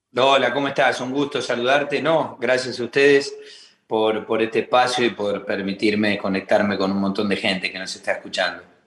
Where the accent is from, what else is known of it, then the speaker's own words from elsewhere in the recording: Argentina; nosotros los argentinos